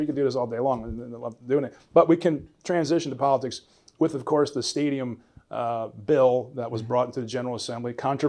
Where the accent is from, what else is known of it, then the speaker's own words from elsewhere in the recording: Pittsburgh, Pennsylvania, United States; born there; I was born in Pittsburgh, yeah.